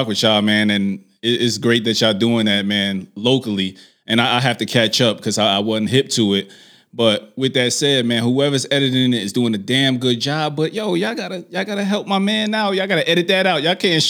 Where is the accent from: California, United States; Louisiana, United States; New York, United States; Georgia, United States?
New York, United States; I'm from New York